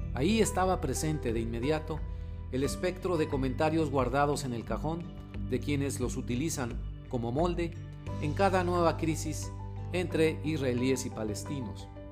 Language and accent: Spanish; Mexico; also born or lived in Monterrey, Mexico; Como analista mexicano